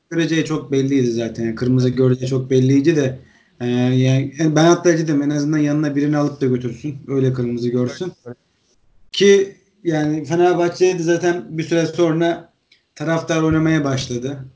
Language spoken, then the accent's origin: Turkish; Trabzon, Turkey; moved away; Ben Trabzonluyum. Trabzon'da yani on dokuz sene yaşadım